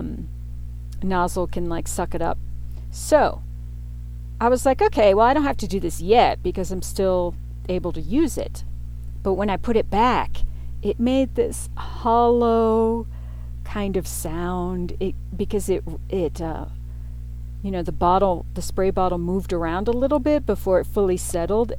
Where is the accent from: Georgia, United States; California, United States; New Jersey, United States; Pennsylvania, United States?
Pennsylvania, United States; Pittsburgh; also born or lived in New York City; my teen years growing up in Pittsburgh, Pennsylvania